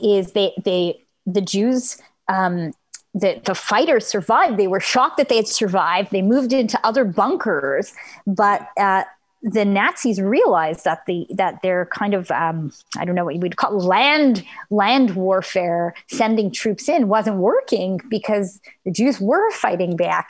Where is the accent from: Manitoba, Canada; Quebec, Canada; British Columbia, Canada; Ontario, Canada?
Quebec, Canada; Montreal; I grew up in Montreal, which had a very high number of Holocaust survivors